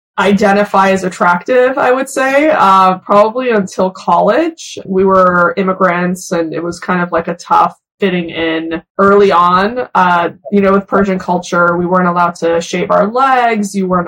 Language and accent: English; Beverly Hills, California, United States; born or raised there; English is a second language; also born or lived in New York / Iran